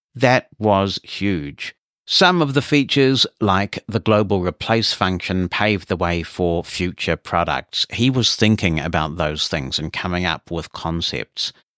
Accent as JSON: {"language": "English", "country": "New Zealand", "tie": "born or raised there", "said": "As a teenager getting into computers and growing up in New Zealand"}